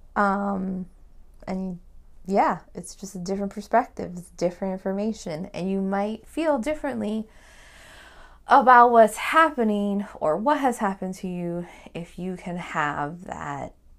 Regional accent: Hawaii, United States; me being Hawaiian

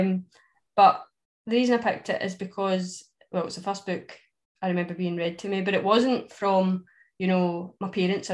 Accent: Ayr, Scotland, United Kingdom; I'm from Ayr, which is where Robbie Burns is from.

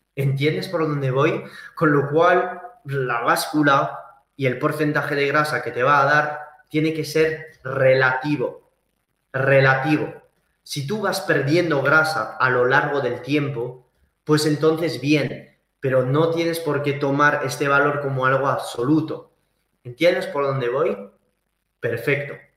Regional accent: Saint-Gaudens, Occitania, France; also born or lived in Valencia, Spain; now in Andorra la Vella, Andorra; yo he estado viviendo en la montaña desde niño, o sea, yo soy francés y español de mis padres, pero vivido en los Pirineos, en el sur de, de Toulouse, en Saint-Gaudens

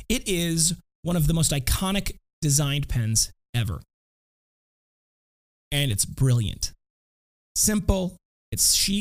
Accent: Janesville, Wisconsin, United States; I was born and raised in Janesville, Wisconsin, where the Parker Pen Company was founded

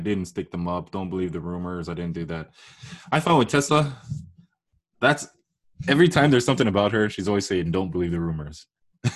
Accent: Canada; as a Canadian that knows French

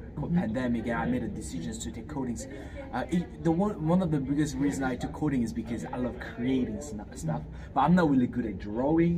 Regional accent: Fiji; also born or lived in South Korea; now in Hawaii, United States; I was raised in Fiji. But I was born in Korea and I'm Korean

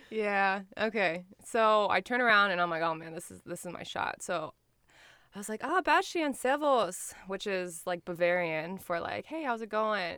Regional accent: Detroit, Michigan, United States; I'm from Detroit.

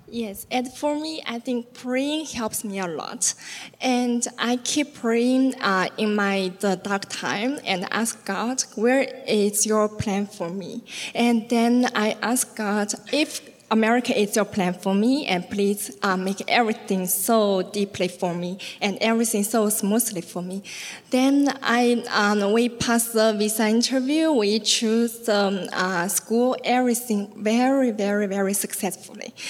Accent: China; moved away; I'm from China, and I'm classmate with Kara.

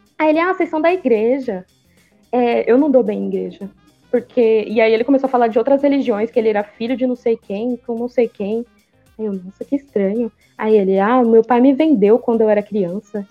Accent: São Paulo, Brazil; a gente é daqui de São Paulo

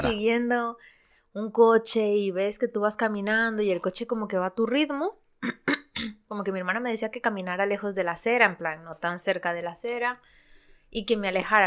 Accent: Santo Domingo, Santo Domingo de los Tsáchilas, Ecuador; now in Spain; Yo crecí en, en Ecuador, en un, una ciudad que se llama Santo Domingo

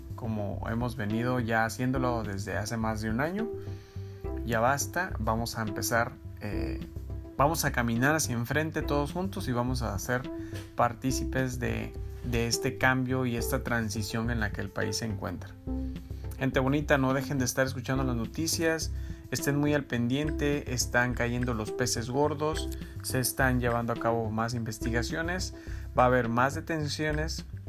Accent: Mexico; nuestra esencia como mexicanos

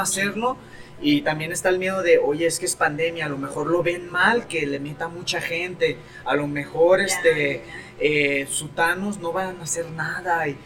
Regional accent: Mexico

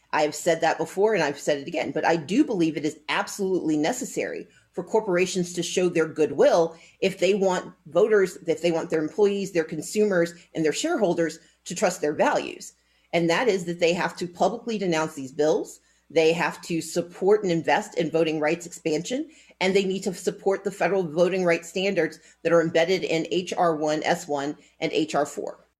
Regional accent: Deep South, United States; I grew up in the Deep South

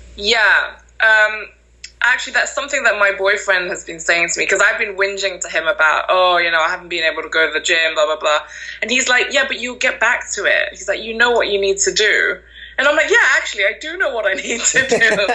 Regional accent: Malaysia; now in York, United Kingdom; I'm originally from Malaysia.

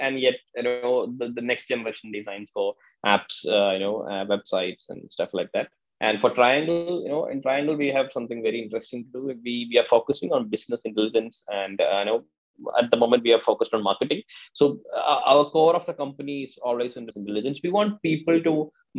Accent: Kerala, India; I'm basically from Kerala

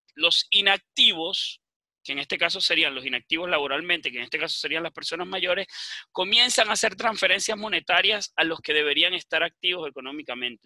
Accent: Venezuela; now in Chile; me imagino que escuchan mi acento, yo, yo soy de nacimiento venezolano, pero también soy chileno, vivo muchos años acá en Chile

